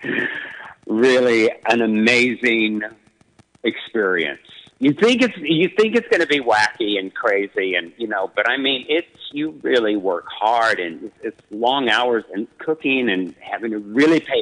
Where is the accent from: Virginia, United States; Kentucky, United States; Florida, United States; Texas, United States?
Texas, United States; West; when I was growing up in West Texas